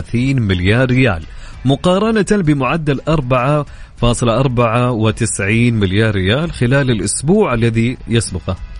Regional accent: Saudi Arabia; عندنا في السعوديه

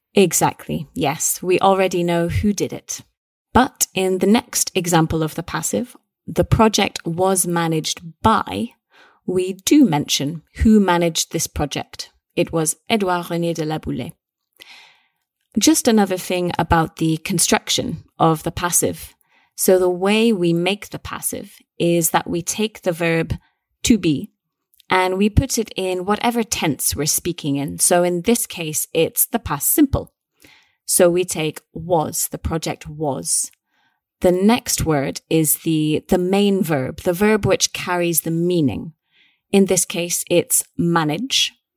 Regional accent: Scotland, United Kingdom; we're both British, we're both Scottish

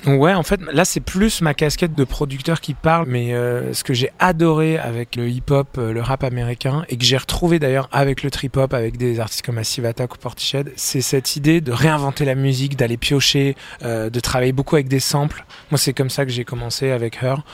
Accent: France; je suis français

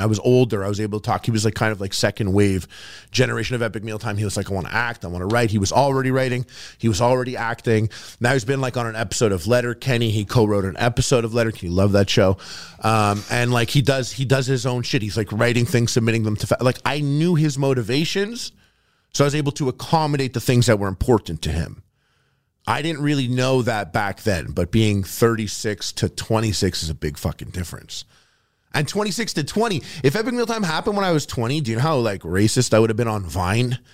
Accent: Montreal, Quebec, Canada; also born or lived in Toronto; I'm from Montreal

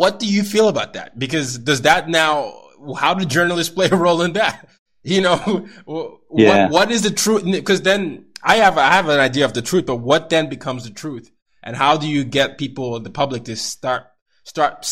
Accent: Nigeria; I come from a culture. I'm Nigerian

